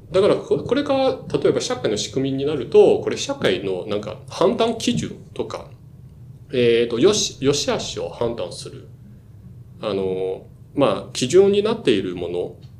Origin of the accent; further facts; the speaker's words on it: Shanghai, China; Japanese is a second language; moved away as an adult; now in Japan; 自分は、あの、中国、上海出身で、23歳まで、大学卒業まで、あの、ずっと上海にいて